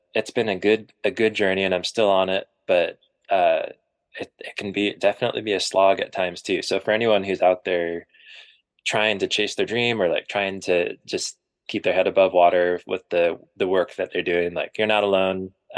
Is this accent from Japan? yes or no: yes; Japan; Which I forgot to mention, I grew up in Japan for like 8 years